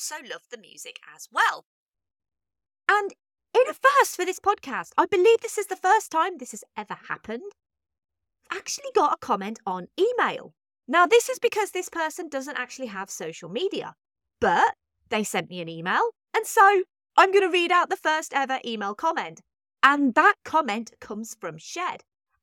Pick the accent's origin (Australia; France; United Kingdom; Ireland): United Kingdom; As a British lover of this movie